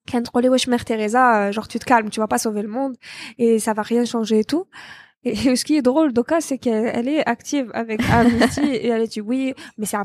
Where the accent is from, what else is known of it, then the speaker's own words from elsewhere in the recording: Algiers, Algiers Province, Algeria; also born or lived in Bou Saâda; Moi, j'ai grandi ici à Alger.